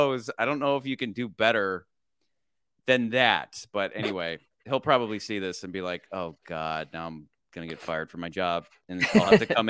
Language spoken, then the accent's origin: English; Michigan, United States; Oh, like family friends from growing up in Michigan.